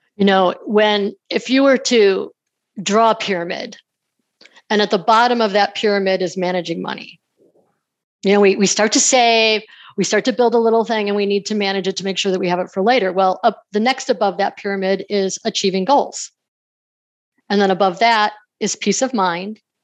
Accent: New York, United States; moved away as an adult; also born or lived in Denver / Salt Lake City; I grew up in New York and moved out to Denver to go to law school

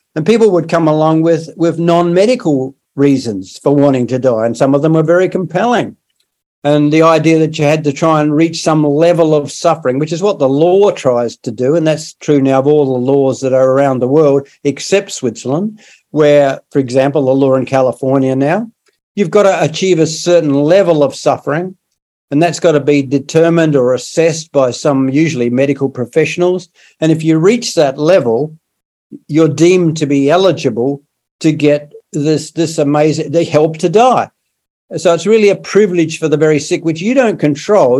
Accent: South Australia, Australia; I brought up in in South Australia, which is another part of Australia, the southern a southern state

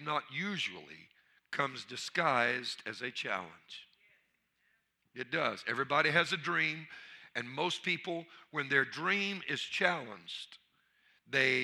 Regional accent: Louisiana, United States; I'm from Louisiana

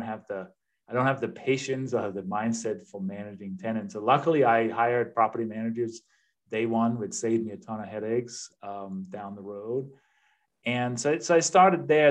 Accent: Denmark; English is a second language; moved away as an adult; now in United States; I'm originally from Denmark, uh, hence the accent and the name. But I've been living in the U.S. for 25, I think, coming up on 26 years now, so more than half my life.

